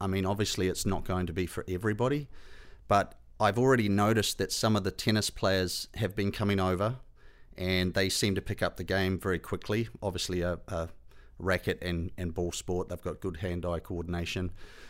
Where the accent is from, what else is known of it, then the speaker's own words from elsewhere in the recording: Hinds, Canterbury, New Zealand; Yeah, I grew up in the South Island of New Zealand. I grew up in a very small town called Hines, and we only had a population of 300 people.